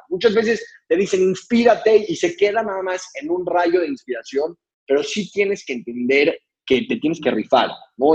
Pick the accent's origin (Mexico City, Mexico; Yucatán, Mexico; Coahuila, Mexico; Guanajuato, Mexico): Mexico City, Mexico; nací en la Ciudad de México